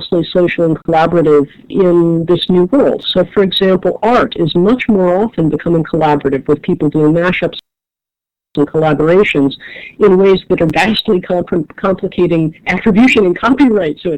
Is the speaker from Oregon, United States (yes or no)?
no; Cleveland Heights, Ohio, United States; now in Washington, D.C., United States; I grew up in Cleveland Heights, Ohio, just up the bluffs from University Circle